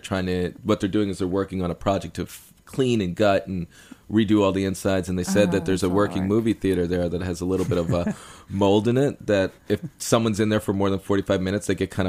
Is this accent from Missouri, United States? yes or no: no; New York City, New York, United States; I grew up in New York City